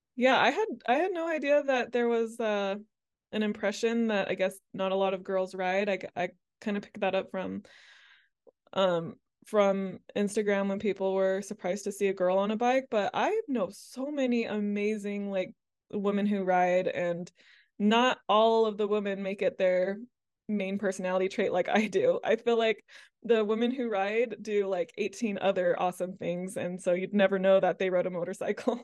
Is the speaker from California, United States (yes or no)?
no; Mississippi, United States; moved away as an adult; also born or lived in Amsterdam, Netherlands; I grew up, uh, largely in, uh, Mississippi